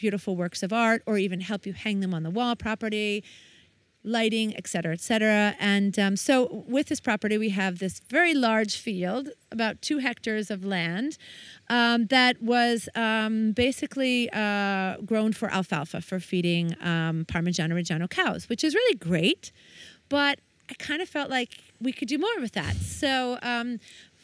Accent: United States; moved away; I'm American

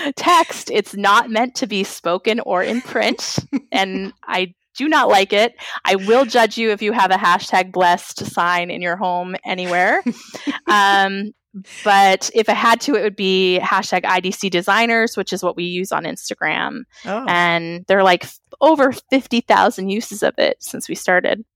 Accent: New England, United States; I'm from New England.

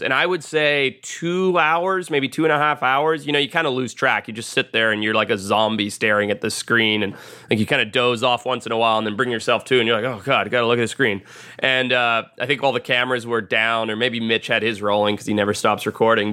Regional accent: Zimbabwe; I grew up in Zimbabwe in Southern Africa

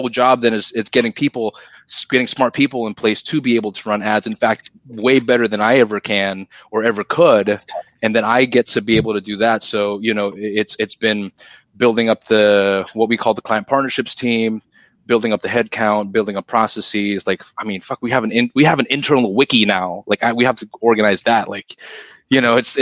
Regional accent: Singapore; I'm Singaporean, so in Singapore you have to serve your country.

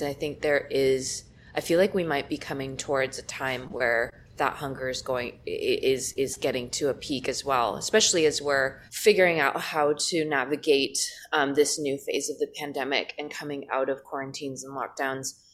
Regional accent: Los Angeles, California, United States; I'm from Los Angeles

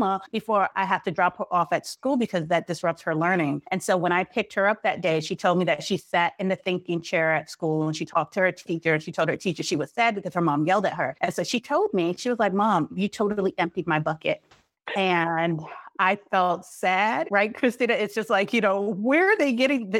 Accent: New York City, New York, United States; I grew up in Brooklyn in the 80s during the height of the drug epidemic at the epicenter.

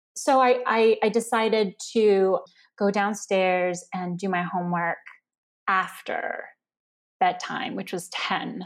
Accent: New York City, New York, United States; English is a second language; also born or lived in China; a Chinese immigrant growing up in Queens

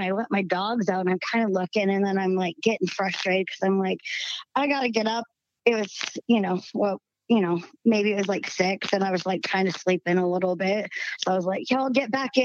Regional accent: the South, United States; accent: southern twang; now in Utah, United States; I still got a little southern twang in my voice

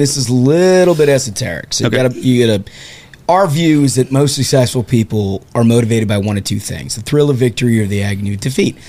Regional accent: Midwest, United States; We're from the Midwest.

